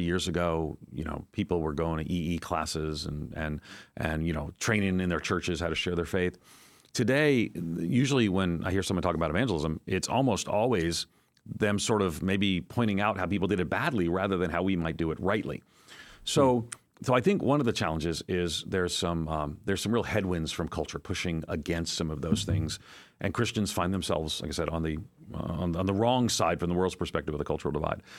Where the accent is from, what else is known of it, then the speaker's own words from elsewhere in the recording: outside of New York City, United States; moved away as an adult; also born or lived in Nashville, Tennessee / Chicago, Illinois; born and grew up outside of New York City